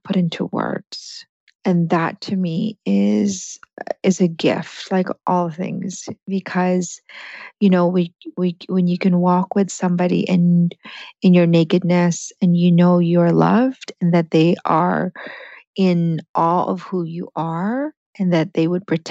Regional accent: Philippines; English is a second language; moved away; I came from the Philippines, and that's a neurological wiring in that my language wasn't my first language.

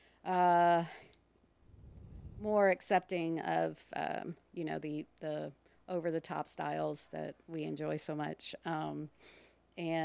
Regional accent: Richmond, Virginia, United States; also born or lived in Madison, Virginia / Tennessee / New Jersey; we all moved to Richmond where my grandparents lived, and been here ever since

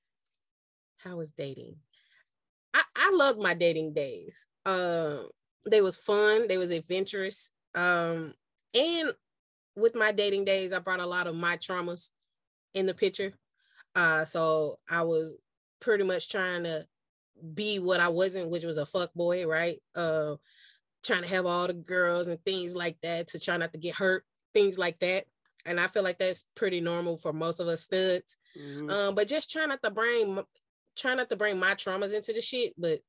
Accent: Chattanooga, Tennessee, United States; I am from Chattanooga, Tennessee.

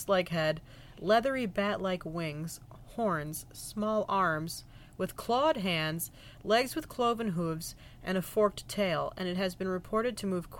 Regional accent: Montgomery Township, New Jersey, United States; we are from New Jersey.

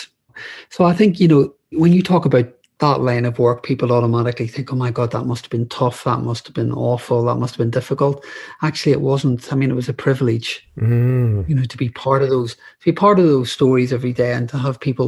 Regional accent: Northern Ireland, United Kingdom; moved away as an adult; now in London, United Kingdom; I grew up in Northern Ireland during the Troubles

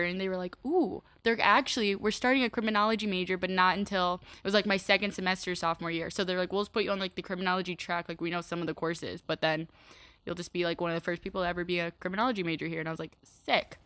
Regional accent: Iowa, United States; moved away as an adult; now in Chicago, United States; Iowa or University of Iowa's thirty minutes away from my hometown

